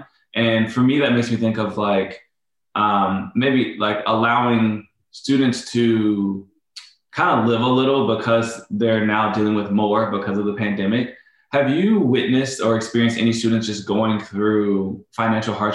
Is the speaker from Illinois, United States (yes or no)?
yes; Illinois, United States; moved away; I'm originally from Illinois